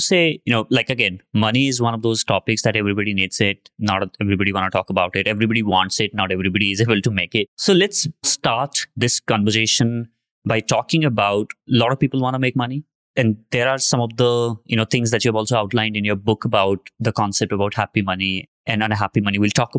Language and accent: English; India